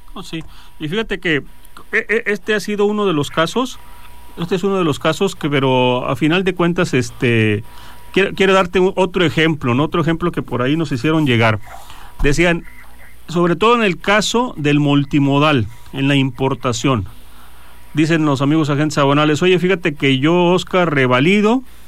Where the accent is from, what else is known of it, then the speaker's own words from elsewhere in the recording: Mexico; como mexicanos